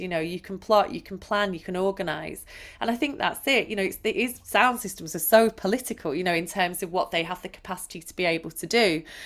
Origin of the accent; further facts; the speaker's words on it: Manchester, North West England, United Kingdom; I was brought up in Manchester